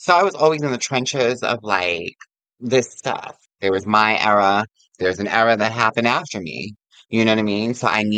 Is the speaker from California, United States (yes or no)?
no; Yonkers, New York, United States; I'm from Yonkers, so I would come into the city